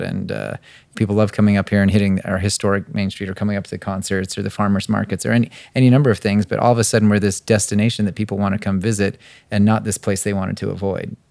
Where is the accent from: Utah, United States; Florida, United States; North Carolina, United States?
Utah, United States; Brigham City; moved away; coming back to Utah, I was originally from Brigham